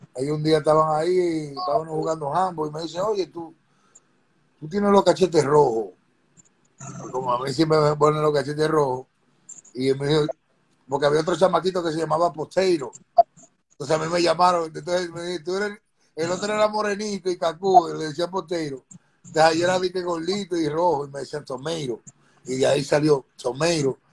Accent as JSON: {"language": "Spanish", "country": "Dominican Republic", "tie": "born or raised there", "also_born_or_lived": "New York City, United States / Lefrak City, Corona, Queens, New York", "moved": "yes", "lives_now": "New York, United States", "said": "nací aquí en Nueva York. Voy a, la República, me mandan a la República Dominicana cuando soy pequeño"}